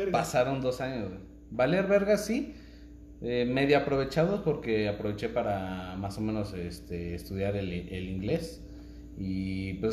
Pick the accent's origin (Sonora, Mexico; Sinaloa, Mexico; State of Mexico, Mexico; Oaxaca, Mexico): Oaxaca, Mexico; now in Querétaro, Mexico; Digo, para los que no saben, soy de Oaxaca.